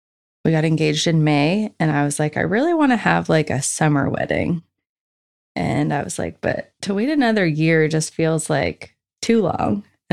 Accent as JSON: {"language": "English", "town": "Truro", "region": "Nova Scotia", "country": "Canada", "tie": "born or raised there", "said": "I was born and raised in Truro, which is about an hour north of Halifax, Nova Scotia. I lived there with my parents and siblings until I went off to university."}